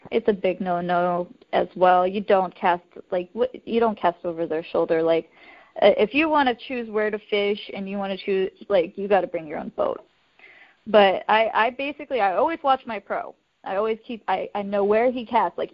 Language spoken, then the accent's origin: English; Idaho, United States; I grew up in Idaho